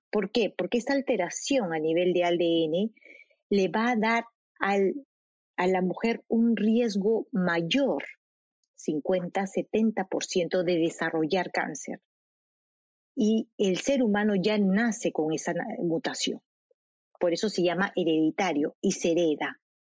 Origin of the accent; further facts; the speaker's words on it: Lima, Peru; moved away; also born or lived in São Paulo, Brazil; Lima, soy de Lima.